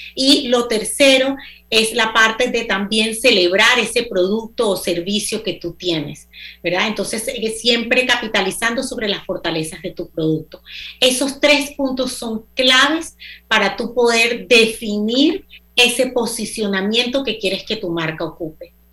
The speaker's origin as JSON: {"language": "Spanish", "country": "Panama", "also_born_or_lived": "United States", "moved": "as an adult", "said": "yo soy panameña"}